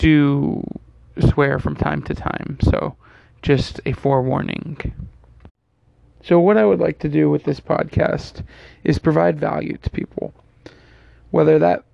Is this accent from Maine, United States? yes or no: no; Fremont, California, United States; also born or lived in Pleasanton, California; I grew up in Fremont, California, and moved to Pleasanton, California when I was in middle school. So I've lived here in the Bay my entire life